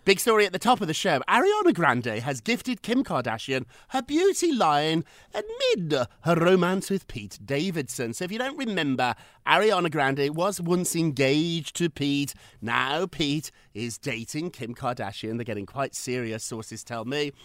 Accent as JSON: {"language": "English", "country": "United Kingdom", "moved": "yes", "said": "I'm British. We learned about that in school."}